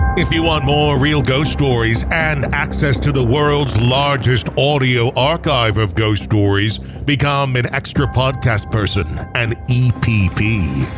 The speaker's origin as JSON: {"language": "English", "town": "Canton", "region": "Michigan", "country": "United States", "said": "I'm from Michigan, Canton, Michigan"}